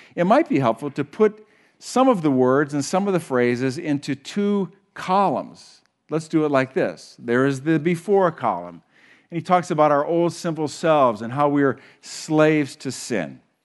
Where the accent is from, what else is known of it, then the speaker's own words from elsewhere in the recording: Huron, United States; we grew up together in Huron